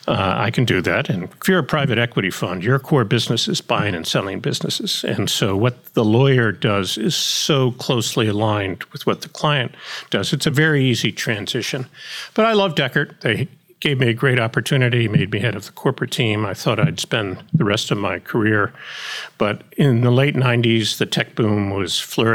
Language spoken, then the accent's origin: English; Pennsylvania, United States; I grew up on what was left of a family farm about 25 miles west of Philadelphia